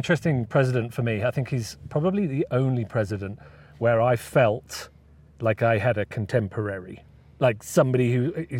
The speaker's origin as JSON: {"language": "English", "country": "United Kingdom", "said": "As a Brit"}